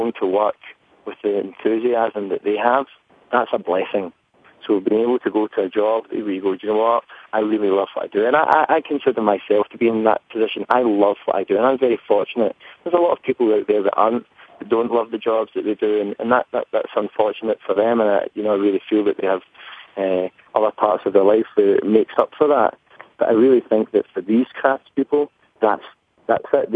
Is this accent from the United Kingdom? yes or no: yes; Scotland, United Kingdom; accent: thick Scottish; my thick Scottish accent